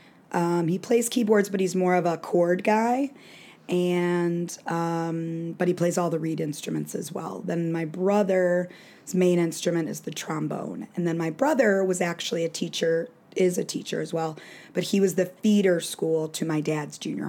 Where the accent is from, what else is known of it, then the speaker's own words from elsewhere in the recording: Hoffman Estates, Illinois, United States; I grew up in Hoffman Estates, which is a northwest suburb